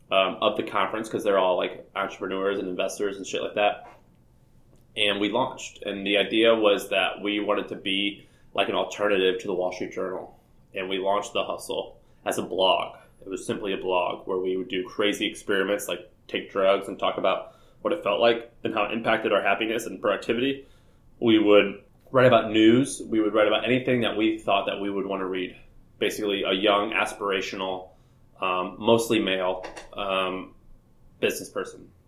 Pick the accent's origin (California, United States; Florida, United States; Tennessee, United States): Tennessee, United States; Nashville; And so I ended up hosting a conference because I was from Nashville and that was like where all the live music was.